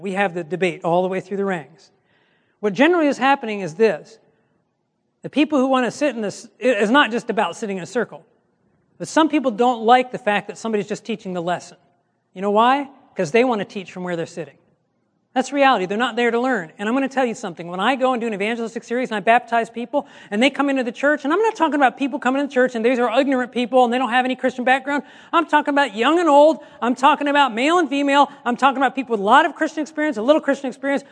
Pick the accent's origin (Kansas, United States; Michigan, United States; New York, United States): Michigan, United States; I'm from Michigan